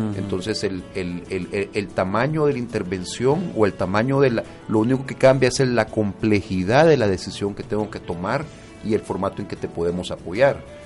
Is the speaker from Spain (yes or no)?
no; El Salvador; como buenos salvadoreños